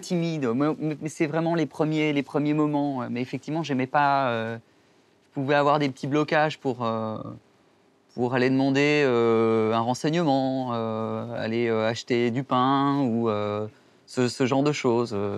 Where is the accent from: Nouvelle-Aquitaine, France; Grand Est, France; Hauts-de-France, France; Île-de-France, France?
Nouvelle-Aquitaine, France; Pau; also born or lived in Mulhouse, Alsace / Germany; j'ai grandi vraiment à Pau, dans le sud-ouest, dans le Béarn.